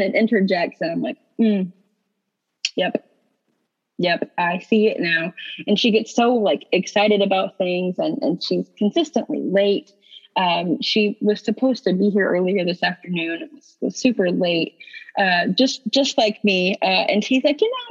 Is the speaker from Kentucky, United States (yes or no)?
yes; Eastern Kentucky, United States; I'm from Eastern Kentucky, where mental health is just not something that most people talk about